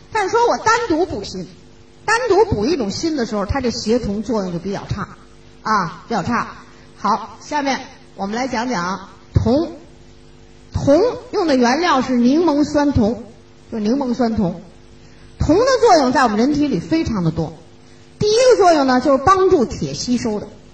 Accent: China; 我们中国人

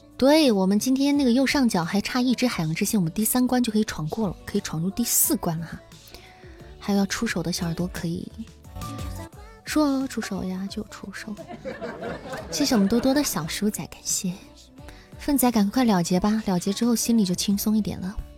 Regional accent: Xi'an, Shaanxi, China; first language Mandarin; 我是一个土生土长的西安人

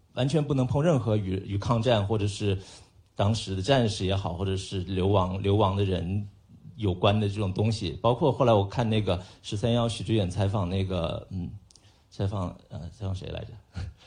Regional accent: Hunan, China; 我们都是湖南人

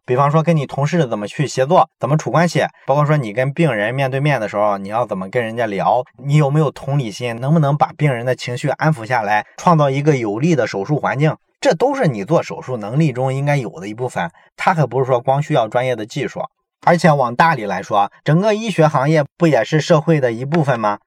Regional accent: China; 我们中国人

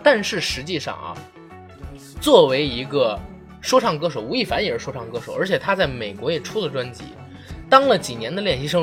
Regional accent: Beijing, China; 我作为一个北京人

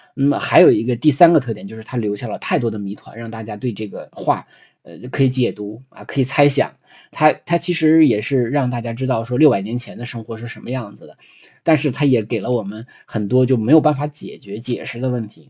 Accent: China; 就是有点像我们中国人讲的男主外女主内

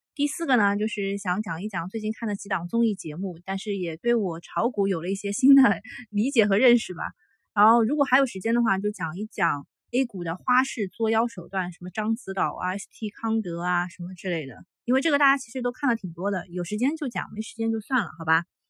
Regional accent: Shanghai, China; 上海是我土生土长的城市

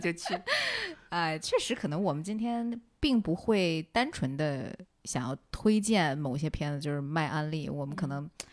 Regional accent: Xi'an, Shaanxi, China; moved away; 我是西安的嘛，我回家过年之后

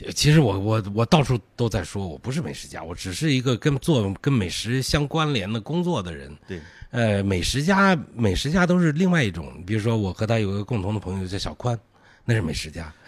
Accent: northern Anhui, China; moved away; 安徽北部的菜，我老家的这菜

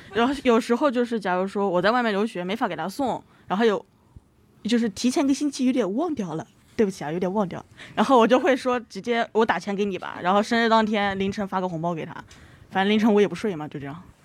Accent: Anhui, China; moved away; 我老家是安徽的，农村的

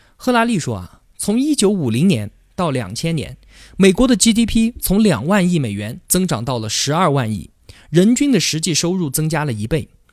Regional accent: China; 我们中国人信奉唯物主义并弃宗教信仰

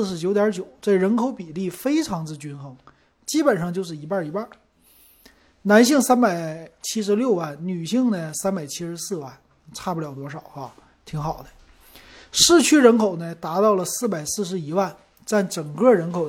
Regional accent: Shenyang, Liaoning, China; accent: Shenyang; 我沈阳口音特别重

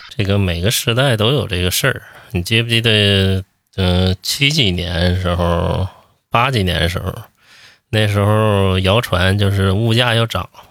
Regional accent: Northeast China, China; now in Beijing, China; 咱老家东北就是一遇到病就吃陶罐头哦

